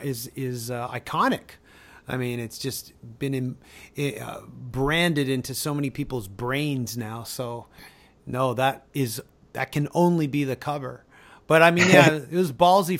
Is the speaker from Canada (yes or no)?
yes; Canada; we're both Canadian